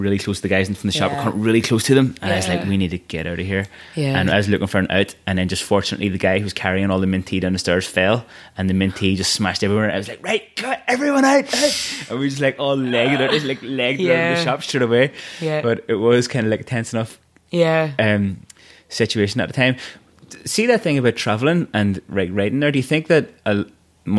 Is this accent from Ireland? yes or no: yes; Ireland